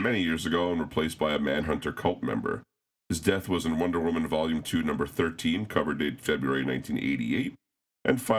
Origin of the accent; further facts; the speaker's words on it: New York City, New York, United States; in my hometown of Flushing, Queens